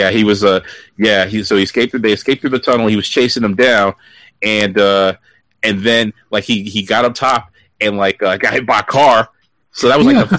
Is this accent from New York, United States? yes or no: yes; Brooklyn, New York, United States; I, have I've grew up in Brooklyn. I haven't sounded like I was from Brooklyn in a long time.